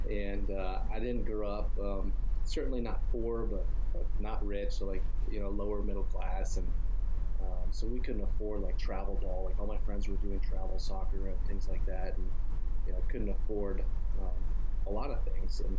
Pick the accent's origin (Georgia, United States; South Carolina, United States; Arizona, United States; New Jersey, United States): Arizona, United States; Tucson; also born or lived in Colorado; Um, I grew up in Tucson, Arizona. I was born in Colorado.